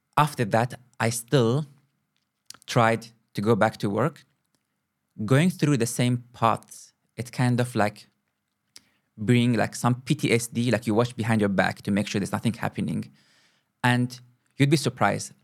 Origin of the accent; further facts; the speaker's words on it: Kuwait; moved away as an adult; also born or lived in Moscow, Russia; now in South Africa; I was born and grew up in Kuwait, in the Middle East.